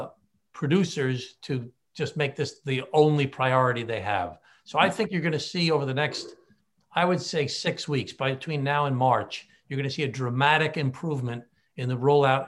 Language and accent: English; Glen Cove, New York, United States; my hometown of Glen Cove